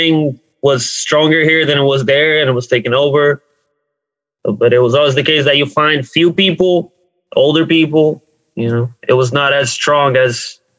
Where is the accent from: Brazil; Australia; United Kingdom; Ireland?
Brazil; now in Newark, United States; I grew up in Brazil.